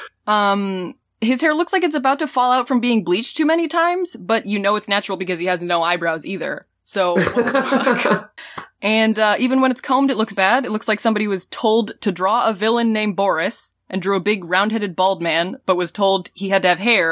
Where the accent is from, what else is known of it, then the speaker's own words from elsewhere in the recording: United States; I'm American